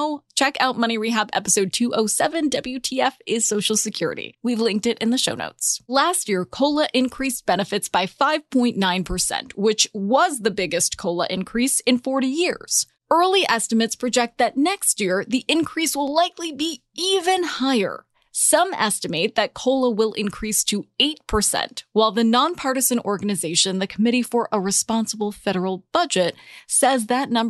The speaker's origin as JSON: {"language": "English", "region": "California", "country": "United States", "tie": "born or raised there", "said": "My home state of California"}